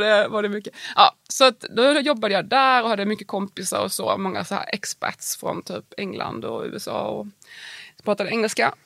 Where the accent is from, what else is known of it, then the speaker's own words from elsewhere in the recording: Värnamo, Jönköping County, Sweden; moved away as an adult; also born or lived in Prague / Wyoming; i Värnamo där jag växte upp